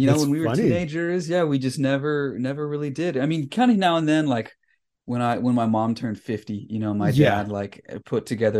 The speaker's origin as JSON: {"language": "English", "town": "Salinas", "region": "California", "country": "United States", "tie": "born or raised there", "said": "Yeah, I grew up in Salinas, California."}